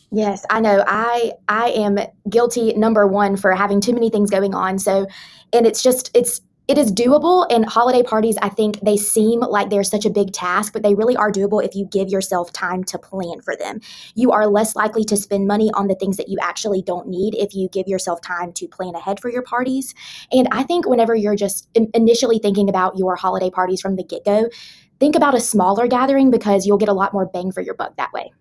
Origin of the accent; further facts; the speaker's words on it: the South, United States; I am a Southerner